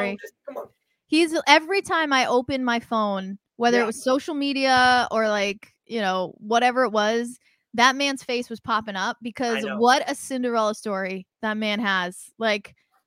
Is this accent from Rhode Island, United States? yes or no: yes; Rhode Island, United States; I'm a girl from Rhode Island.